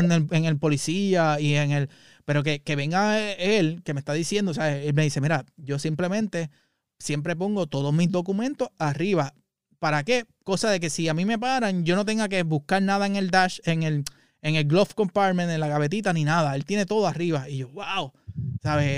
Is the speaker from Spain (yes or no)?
no; Puerto Rico; moved away; nosotros como puertorriqueños